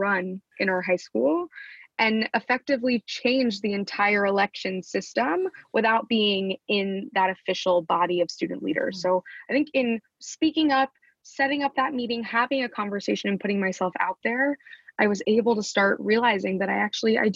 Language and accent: English; Wichita, Kansas, United States; Growing up in Wichita